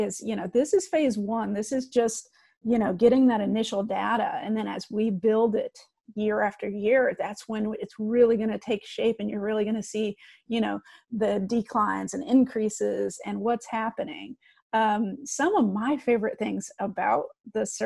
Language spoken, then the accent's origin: English; Midwest, United States; I'm a Midwest girl and I grew up on Chicago thin